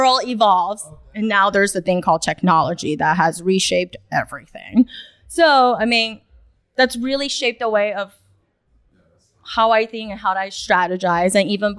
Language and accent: English; New York City, New York, United States; English is a second language; also born or lived in China; I was born in China. I moved to New York without even knowing my ABCs when I was fourth grade. Then to New York City, where it's no mercy